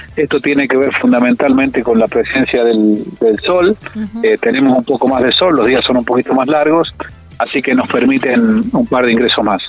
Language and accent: Spanish; Valle Fértil, San Juan, Argentina; yo soy de Valle Fértil